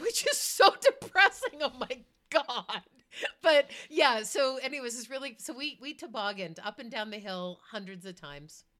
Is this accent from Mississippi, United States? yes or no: no; Boston, Massachusetts, United States; now in Colorado, United States; I grew up in Boston